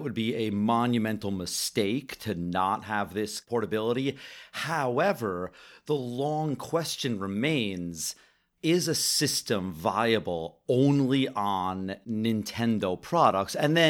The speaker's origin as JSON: {"language": "English", "country": "Canada", "said": "I am over Canadian."}